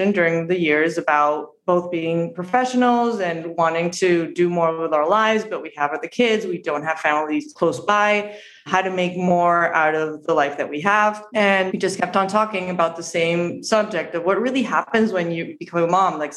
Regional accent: Montevideo, Uruguay; born or raised there; English is a second language; moved away as an adult; now in Miami, United States

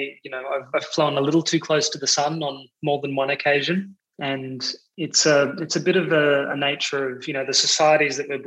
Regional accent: Australia; moved away as an adult; now in Amsterdam, Netherlands; I'm Australian

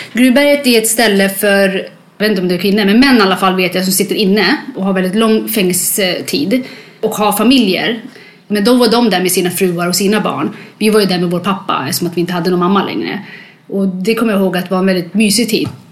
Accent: Sweden; born or raised there; also born or lived in Libya / Eritrea

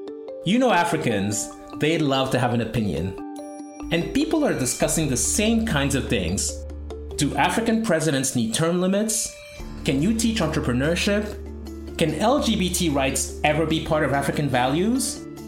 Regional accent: Togo; I'm the founder of True Africa. I'm a journalist, I'm an entrepreneur, and I'm from Togo.

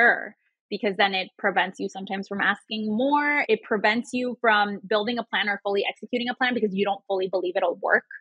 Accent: Chicago, Illinois, United States; first language Spanish; English is a second language; moved away as an adult; I just moved back to Chicago. I've been out of my hometown for 10 years and I just moved back

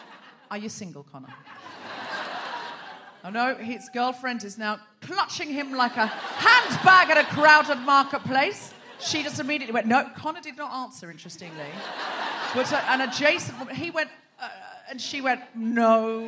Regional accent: Australia; now in London, United Kingdom; I might remind you that I'm Australian.

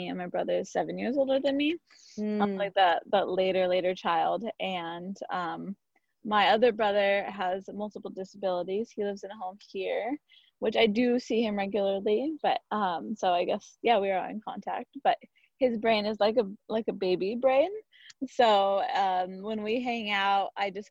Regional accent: Santa Barbara, California, United States; I grew up in Santa Barbara, one of five kids

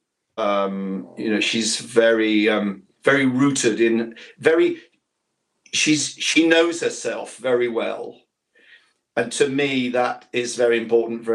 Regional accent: Ilkeston, East Midlands, United Kingdom; accent: Ilkeston; moved away; I went to a secondary modern school called Gladstone Boys in Ilkeston in Derbyshire

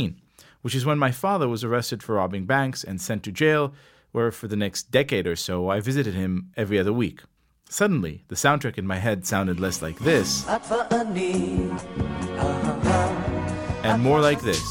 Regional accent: Herzliya, Tel Aviv District, Israel; first language Hebrew; English is a second language; I came from Herzliya, and I wanted to listen to music in my own language

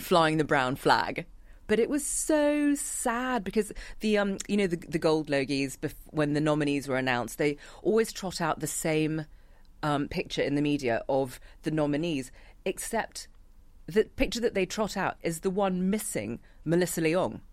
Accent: United Kingdom; accent: British; moved away as an adult; now in Australia; I've got a British accent because of my upbringing

